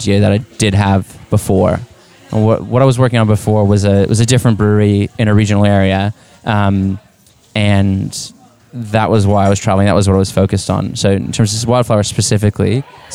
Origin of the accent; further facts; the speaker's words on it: Texas, United States; moved away; I'm originally from Texas